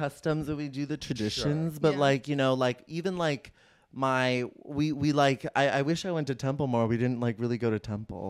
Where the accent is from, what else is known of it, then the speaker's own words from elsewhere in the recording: Bay Area, California, United States; I grew up in the Bay Area.